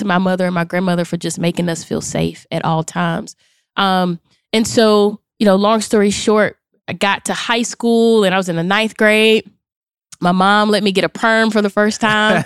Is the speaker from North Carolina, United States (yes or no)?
yes; Charlotte, North Carolina, United States; I am from Charlotte, North Carolina, born and raised